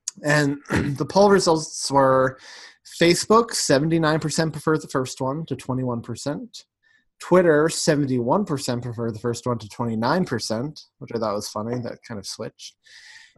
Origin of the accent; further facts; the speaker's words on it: New York, United States; also born or lived in England; because I'm from New York